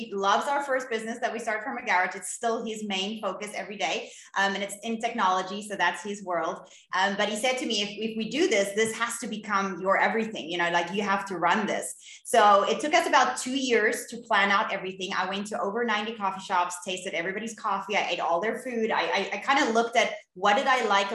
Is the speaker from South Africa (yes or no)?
yes; Cape Town, Western Cape, South Africa; I'm from Cape Town in South Africa